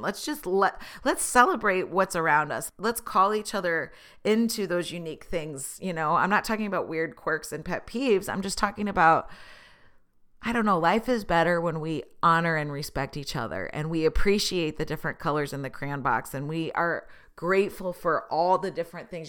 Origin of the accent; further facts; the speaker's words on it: Tulsa, Oklahoma, United States; I was born in Tulsa. I went to school in Oklahoma